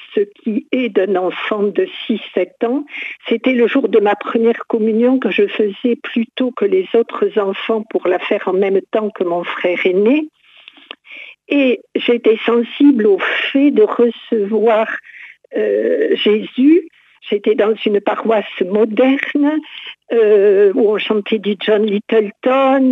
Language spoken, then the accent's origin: French; Montauban, Occitania, France; je suis originaire de Montauban